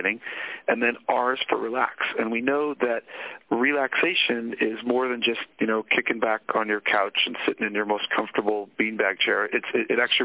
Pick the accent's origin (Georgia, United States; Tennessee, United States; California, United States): California, United States; Sonoma; I grew up in Northern California. I grew up in Sonoma, which is wine country